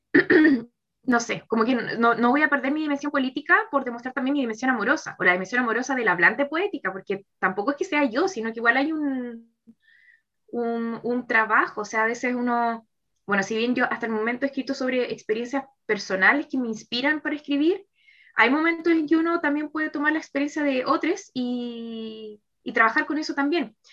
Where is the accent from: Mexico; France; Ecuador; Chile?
Chile; Santiago, Santiago Metropolitan Region; also born or lived in Viña del Mar / Valparaíso; soy eh, de Santiago, pero ahora estaba trabajando en Viña del Mar.